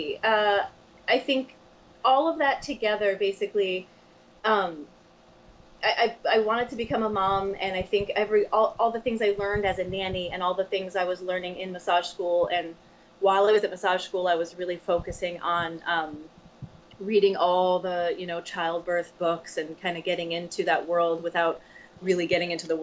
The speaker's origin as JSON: {"language": "English", "region": "Connecticut", "country": "United States", "said": "I am from Connecticut"}